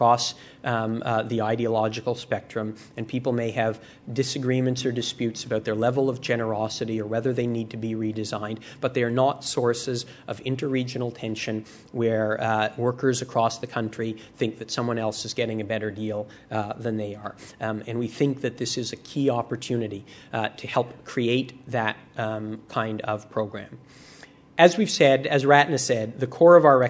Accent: Canada; as a Canadian

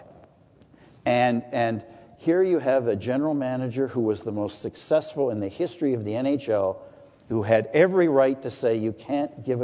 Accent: Toronto, Ontario, Canada; I grew up in Etobicoke when Etobicoke had a different set of understandings

